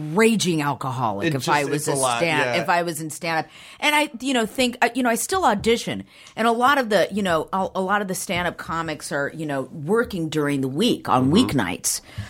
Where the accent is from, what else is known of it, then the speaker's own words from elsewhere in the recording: Downey, California, United States; I was born and raised in Downey